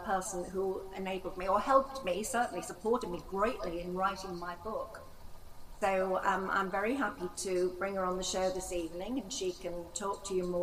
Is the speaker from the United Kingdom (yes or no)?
yes; Manchester, North West England, United Kingdom; I am from Manchester.